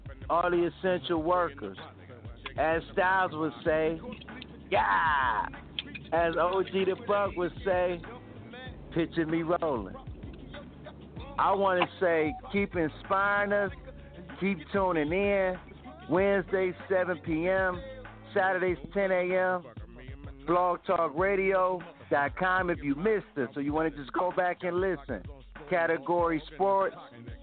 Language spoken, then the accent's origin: English; Cleveland, Ohio, United States; born or raised there